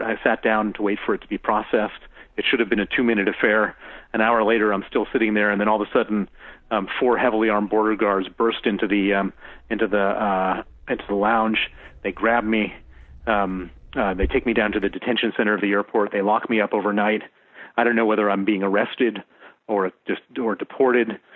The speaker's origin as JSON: {"language": "English", "town": "Chicago", "region": "Illinois", "country": "United States", "tie": "born or raised there", "also_born_or_lived": "Princeton, New Jersey", "moved": "as an adult", "lives_now": "London, United Kingdom", "said": "I was born in Princeton, New Jersey, um, uh, raised in in uh, South Side of Chicago"}